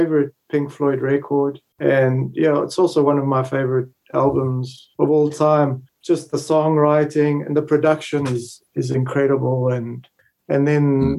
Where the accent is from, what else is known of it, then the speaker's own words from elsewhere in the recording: South Africa; accent: South African; also born or lived in Italy; now in Spain; I'm originally Italian, but I grew up in South Africa, and now I live in Spain